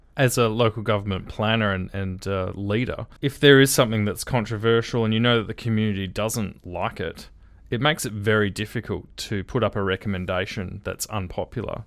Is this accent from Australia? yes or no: yes; Perth, Western Australia, Australia; One of the, uh, duplexes I grew up in was in Riverton